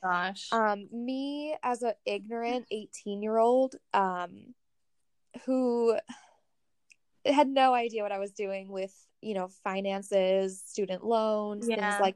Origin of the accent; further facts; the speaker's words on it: North Dakota, United States; moved away as an adult; also born or lived in New Zealand / Port Angeles, Washington / Monterey; I grew up in North Dakota, is where I spent the majority of my life prior to, you know, 18. So I went to middle school and high school there